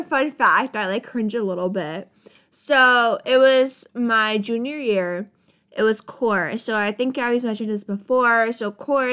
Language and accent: English; Poland; moved away; I was born in Poland